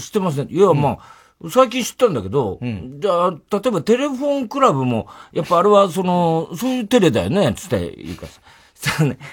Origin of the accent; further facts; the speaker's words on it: Saitama, Japan; 俺埼玉出身だし